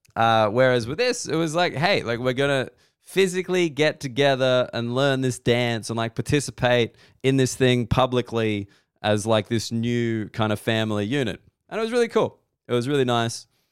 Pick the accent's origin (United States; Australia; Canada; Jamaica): Australia; Sydney, New South Wales; also born or lived in London / Berlin; I'm, I'm from Sydney. I've lived in London